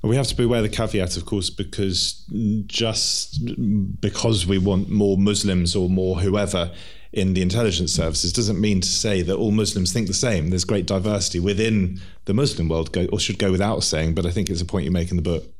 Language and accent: English; England, United Kingdom; as English people